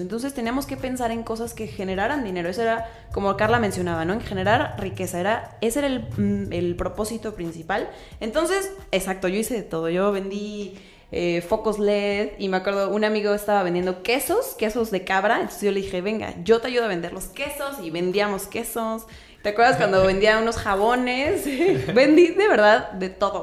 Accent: Querétaro, Mexico; yo soy queretana, queretana

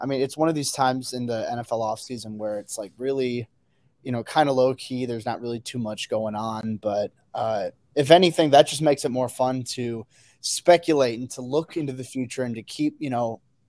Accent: Chicago area, Illinois, United States; So I've been in the Chicago area my whole life. I've grown up within 45 minutes to an hour of Chicago, you know, my entire life.

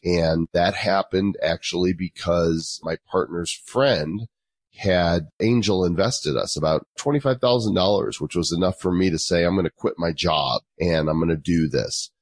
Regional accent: Northbrook, Illinois, United States; moved away as an adult; also born or lived in Texas / Oklahoma; now in Colorado, United States; I'm actually from Chicago suburbs, Northbrook, Illinois, which is where the Breakfast Club and Ferris Bueller's Day Off, John Hughes went to my high school

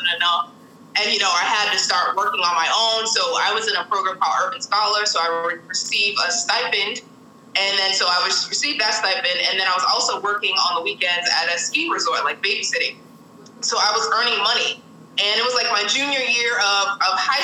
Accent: Boston, Massachusetts, United States; So I grew up in Boston, Massachusetts, so born and raised

